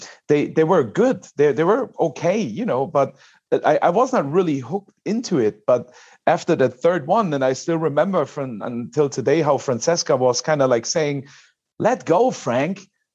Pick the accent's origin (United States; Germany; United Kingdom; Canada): Germany; So I go even a step back more, because I'm from Germany.